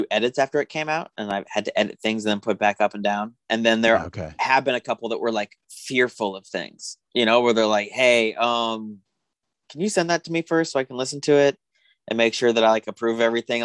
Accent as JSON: {"language": "English", "town": "Tucson", "region": "Arizona", "country": "United States", "said": "I'm just from Tucson."}